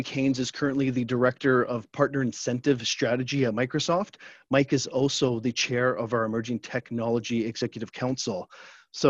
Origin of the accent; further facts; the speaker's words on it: Canada; being Canadian, it's sort of in my blood